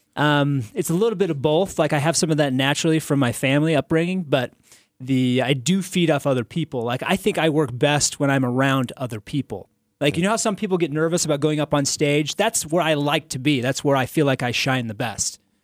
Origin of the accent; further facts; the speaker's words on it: Salt Lake City, Utah, United States; this is where I'm from. This is my hometown